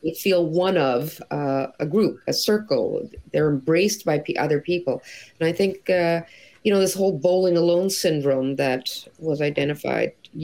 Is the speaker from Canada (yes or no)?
yes; Toronto, Ontario, Canada; now in Montreal, Canada; I live in Montreal, but I grew up in Toronto.